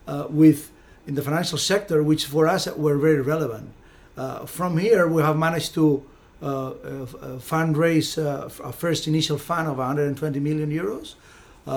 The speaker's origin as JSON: {"language": "English", "country": "Spain", "moved": "as an adult", "lives_now": "Malta", "said": "I'm from Spain"}